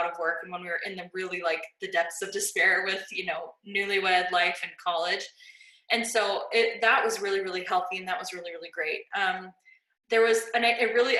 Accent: Las Vegas, Nevada, United States; I grew up in Las Vegas and it was just not a great school.

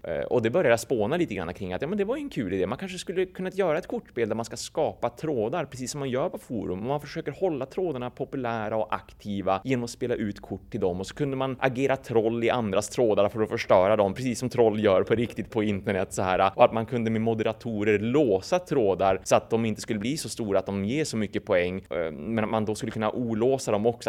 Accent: a small village outside Umeå, Västerbotten County, Sweden; jag växte upp i en väldigt, väldigt liten by. Vi, vi snackar liksom typ 50 pers kanske som bodde i den byn en bit utanför Umeå

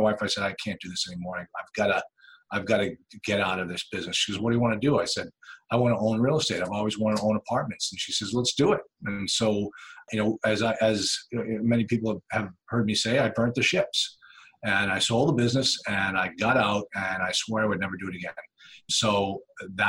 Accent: Nashua, New Hampshire, United States; also born or lived in Duxbury, Massachusetts; I grew up here in Nashville, New Hampshire

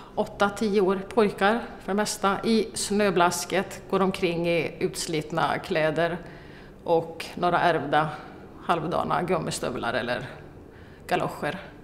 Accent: Malmslätt, Östergötland, Sweden; Jag är uppvuxen i Malmslätt

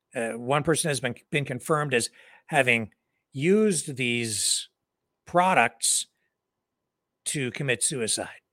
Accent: Canada; being a Canadian

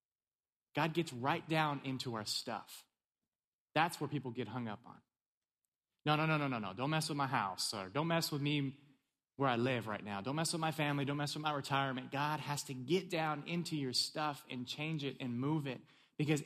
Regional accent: California, United States; also born or lived in East Tennessee; now in Maryland, United States; I'm originally from California, so I made the move to East Tennessee

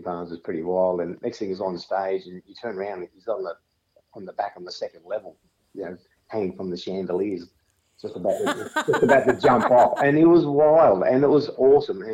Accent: Sutherland Shire, New South Wales, Australia; We're down from the Southern Shire area.

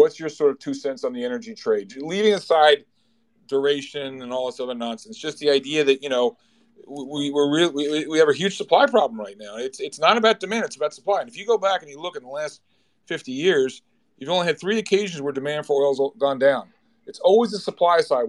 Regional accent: United States; I'm American.

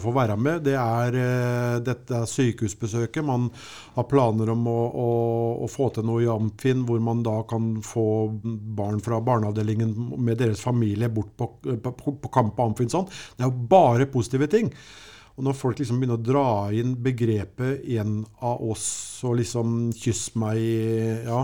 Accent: Sarpsborg, Østfold, Norway; vi kommer fra Sarpsborg

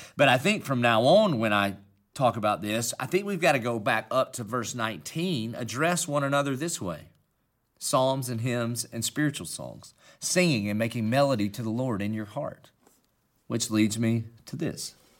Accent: Dillon, South Carolina, United States; accent: Southern country; I obviously have a Southern country accent, and that's because I'm from Dillon, South Carolina

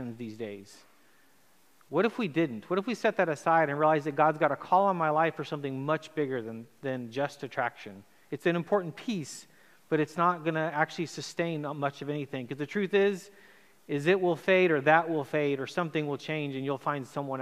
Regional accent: Chile; moved away; also born or lived in United States; I grew up in Chile, South America, had moved to America

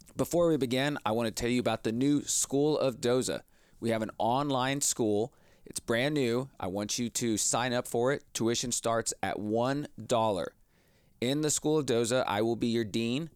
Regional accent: Texas, United States; I grew up here in Texas

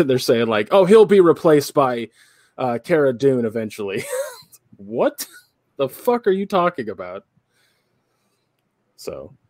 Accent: England, United Kingdom; I'm from England, dumb motherfuckers.

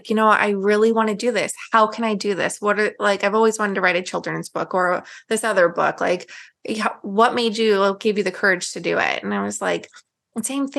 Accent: Illinois, United States; also born or lived in Germany; now in San Antonio, United States; we're from Illinois

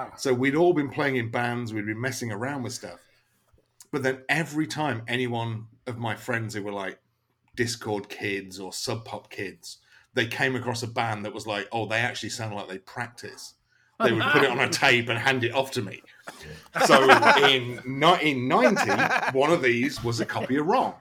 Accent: Lincolnshire, East Midlands, United Kingdom; now in Florida, United States; I come from the East Coast of England, from Lincolnshire in England, middle of nowhere. But I was lucky to grow up with an absolutely ridiculous DIY punk scene

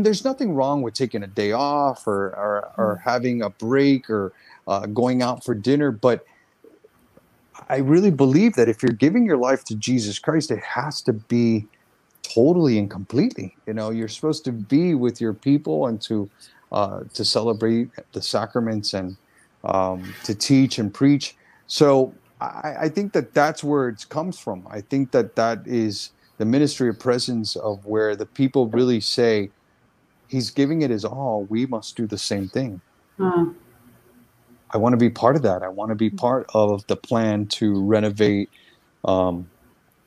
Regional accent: Central Florida, United States; I grew up in Central Florida

